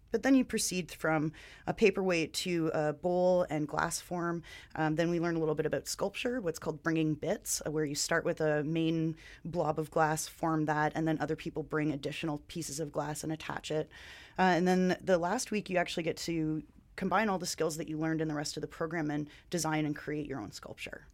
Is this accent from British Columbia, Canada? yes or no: no; Ontario, Canada; moved away as an adult; now in Vancouver, Canada; I am also from Ontario